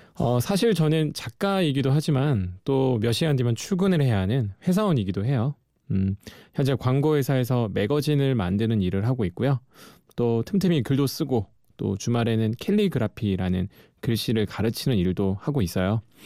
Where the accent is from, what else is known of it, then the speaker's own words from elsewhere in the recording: Geoje, South Gyeongsang, South Korea; moved away as an adult; 저는 거제도라는 섬에서 태어나서 20년을 어, 거기서 예, 살았었어요.